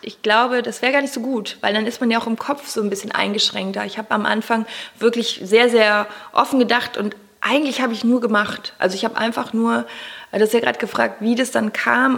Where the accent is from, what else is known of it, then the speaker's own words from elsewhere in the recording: Cologne, North Rhine-Westphalia, Germany; ich komme aus Köln